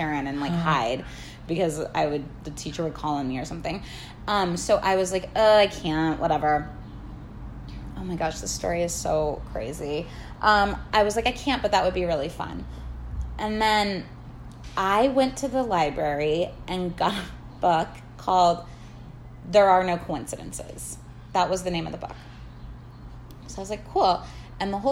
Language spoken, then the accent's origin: English; Kansas, United States; now in Los Angeles, United States; I am from Kansas